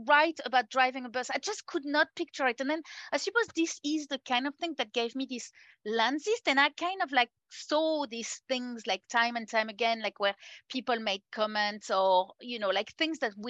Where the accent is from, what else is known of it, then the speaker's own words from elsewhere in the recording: France; moved away as an adult; now in New Zealand; I'm originally French and I have moved to New Zealand about 17 years ago now